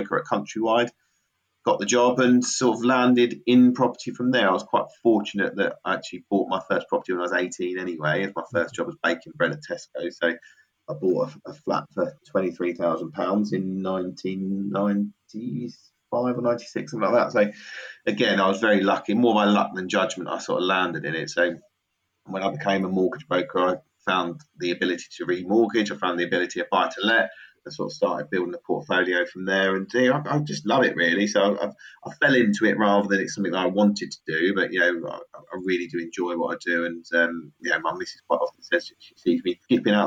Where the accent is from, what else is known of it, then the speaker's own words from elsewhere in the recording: Milton Keynes, South East England, United Kingdom; Milton Keynes, my hometown